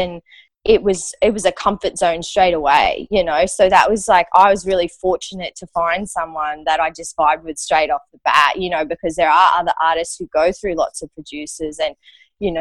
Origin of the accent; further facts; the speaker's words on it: Australia; moved away as an adult; also born or lived in Los Angeles, United States; I needed to be back in Australia to be with my dad.